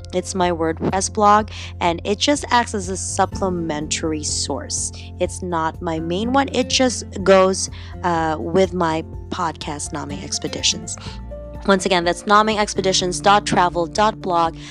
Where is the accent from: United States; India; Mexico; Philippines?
Philippines; Cagayan de Oro, Northern Mindanao; accent: slight Filipino accent; also born or lived in London, England; now in Toronto, Canada; I was born in the Philippines, born and raised there in Cagayan de Oro